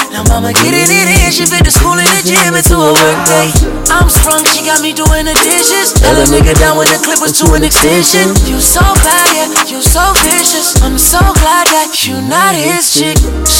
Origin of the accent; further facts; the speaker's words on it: Tampa, Florida, United States; I was from Florida, from Tampa, all the way to Tallahassee, bro.